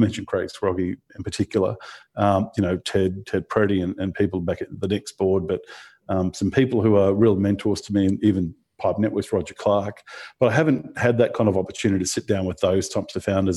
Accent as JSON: {"language": "English", "country": "Australia", "tie": "born or raised there", "also_born_or_lived": "Brisbane", "said": "growing up in Australia, eh, you know, particularly in the kind of early 2000s, coming from a regional town and, you, you know, then moved to Brisbane"}